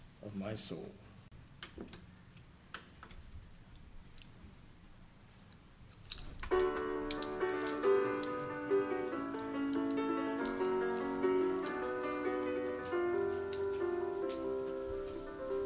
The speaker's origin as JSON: {"language": "English", "region": "Kentucky", "country": "United States", "said": "I'm coming in from Kentucky"}